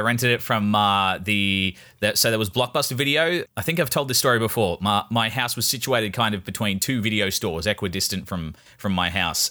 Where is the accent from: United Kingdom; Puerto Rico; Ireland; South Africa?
Ireland; I'm Irish